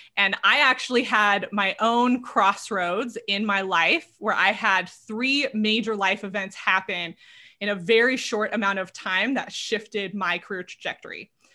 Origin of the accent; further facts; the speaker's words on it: Southern California, United States; moved away; I'm originally from Southern California, born and raised there.